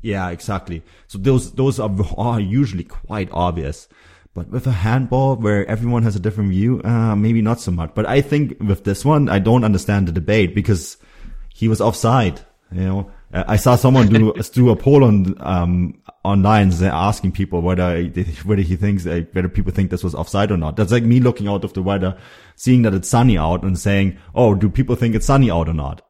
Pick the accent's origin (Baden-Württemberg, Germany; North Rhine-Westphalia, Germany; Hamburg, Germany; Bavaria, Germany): Bavaria, Germany; Munich; now in Vancouver, Canada; Munich is where I'm from. It's my, it's my hometown